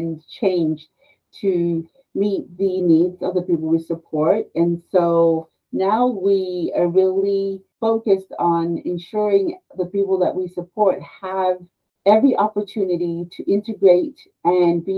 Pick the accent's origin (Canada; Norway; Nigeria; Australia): Australia; moved away as an adult; also born or lived in Peru; now in United States; I'm actually a native of Peru, but I was raised in Australia, and I came to the States